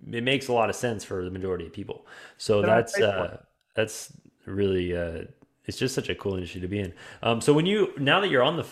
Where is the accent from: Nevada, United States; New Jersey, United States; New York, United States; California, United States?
California, United States; moved away as an adult; now in Utah, United States; I'm originally from California. So I lived there. I moved here out here to Utah a little over two years ago